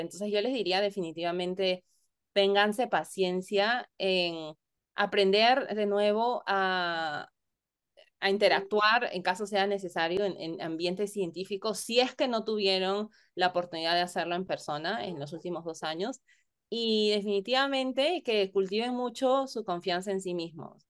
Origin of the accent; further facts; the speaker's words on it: Lima, Peru; moved away as an adult; en Perú, al menos yo nací, crecí en Lima